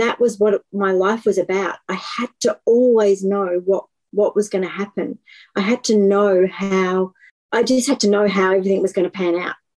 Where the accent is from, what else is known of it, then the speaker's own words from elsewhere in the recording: Melbourne, Victoria, Australia; I am from Melbourne in Australia